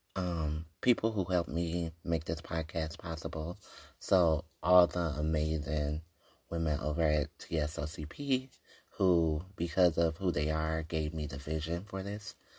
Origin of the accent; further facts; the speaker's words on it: Detroit, Michigan, United States; I'm from Detroit, born and raised